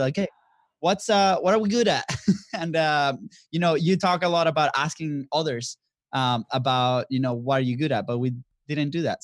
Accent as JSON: {"language": "English", "country": "Venezuela", "also_born_or_lived": "Florida", "moved": "as an adult", "lives_now": "United States", "said": "we are originally from Venezuela. So, uh, we've been in the States, I've been since two thousand ten, came as a, a student athlete"}